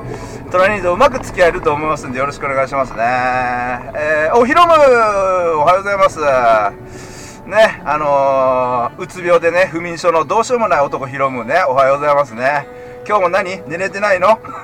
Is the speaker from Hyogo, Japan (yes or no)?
no; Osaka, Japan; moved away; 虎兄はね関西人なんであの、大阪、昔ずっと大阪住んでて